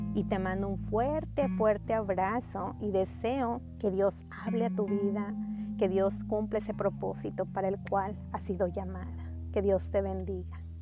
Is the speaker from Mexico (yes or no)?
yes; Mexico; now in Texas, United States; Soy mexicana, pero radico en Texas, junto a mi bella familia